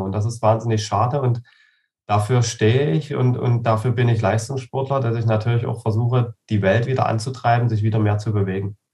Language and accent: German; Saxony, Germany; bei uns in Sachsen